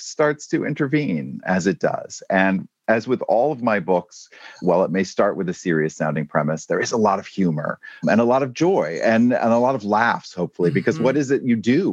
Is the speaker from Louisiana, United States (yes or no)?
no; Maine, United States; moved away; I'm coming to you today from my home state of Maine